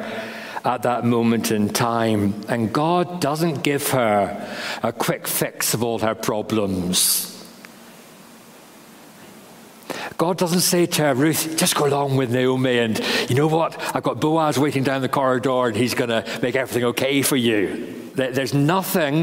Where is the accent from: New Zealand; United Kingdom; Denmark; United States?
United Kingdom; England; moved away as an adult; also born or lived in Northern Ireland; now in Carrickfergus, United Kingdom; being an Englishman